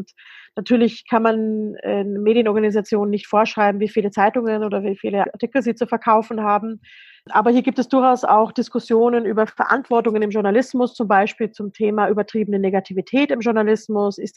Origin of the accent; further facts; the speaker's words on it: Germany; Als Deutsche kann ich natürlich sagen